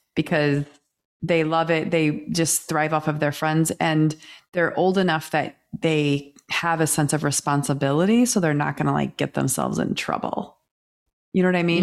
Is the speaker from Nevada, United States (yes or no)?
no; Kansas, United States; growing up in Kansas